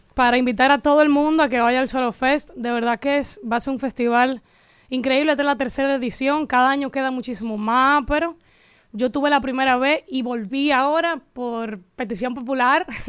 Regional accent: Dominican Republic; accent: Dominican; era dominicana

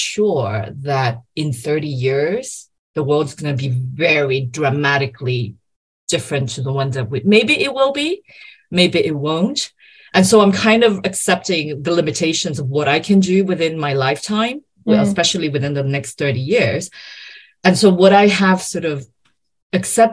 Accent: Brazil; I am Brazilian. I was born and raised in Brazil

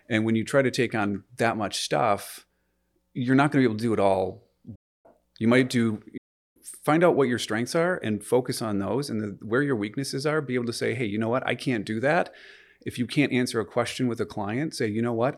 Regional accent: United States; moved away as an adult; also born or lived in Michigan; now in Canada; I'm American, uh, originally.

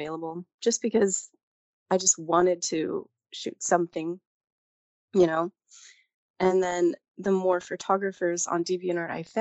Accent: California, United States; moved away as an adult; also born or lived in Japan; I am from California. I just got back from Japan a few years ago, and I'm now in Southern California.

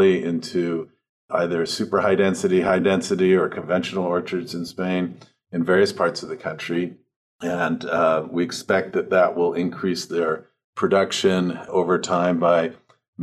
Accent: Los Angeles, California, United States; moved away as an adult; also born or lived in New York / Venezuela / Brazil; I grew up in Los Angeles

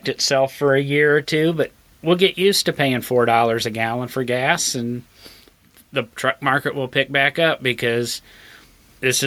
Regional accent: Illinois, United States; I grew up in Illinois

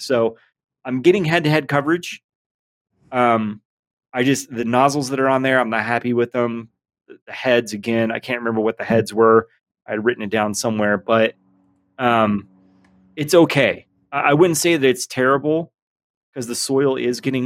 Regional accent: Atlanta, Georgia, United States; now in Utah, United States; Atlanta, Georgia. Born and raised. SEC country

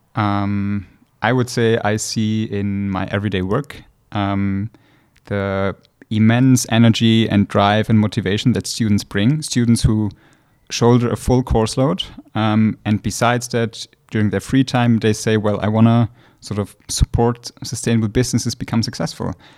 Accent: Austria; moved away as an adult; now in St. Gallen, Switzerland; originally from Austria

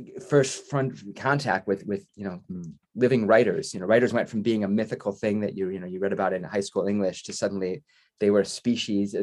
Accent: Chicago, Illinois, United States; moved away as an adult; now in Leeds, United Kingdom; I grew up just outside of Chicago in the suburbs

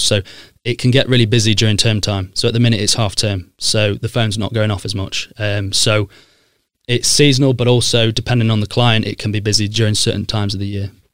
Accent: Sheffield, Yorkshire and the Humber, United Kingdom; moved away as an adult; also born or lived in Leicester / London; I grew up in Broomhill in S ten

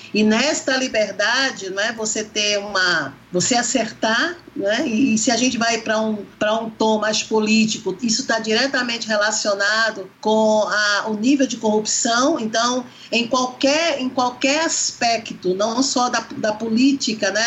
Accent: Brazil; enquanto brasileira

